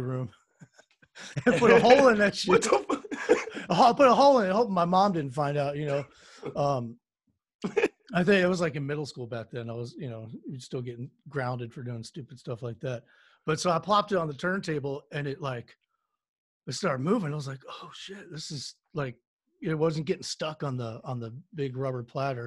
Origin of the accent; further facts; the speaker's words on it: DMV, DC area, United States; I am from the DMV, is what we call it, the DC area, Northern Virginia, Maryland